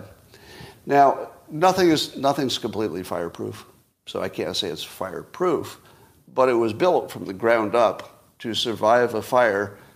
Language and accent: English; United States; I am American above all